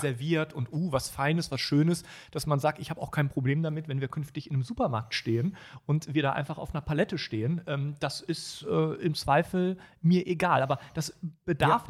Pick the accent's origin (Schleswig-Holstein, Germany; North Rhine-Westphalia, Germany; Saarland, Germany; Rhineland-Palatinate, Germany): North Rhine-Westphalia, Germany; Düsseldorf; meiner Heimatstadt Düsseldorf